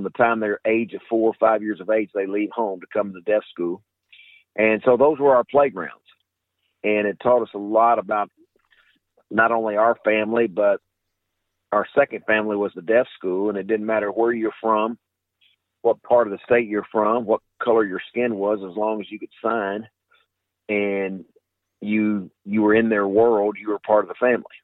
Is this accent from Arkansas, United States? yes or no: yes; Arkansas, United States; Oh, it, it was the greatest for, for myself and my three brothers. Uh, my mother and father were uh, educators and coaches at the Arkansas School for the Deaf we we lived three blocks away.